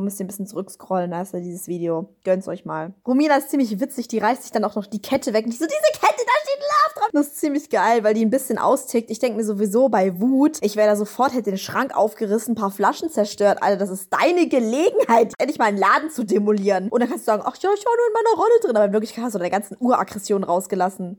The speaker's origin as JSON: {"language": "German", "region": "Berlin", "country": "Germany", "said": "ich komme auch aus Berlin"}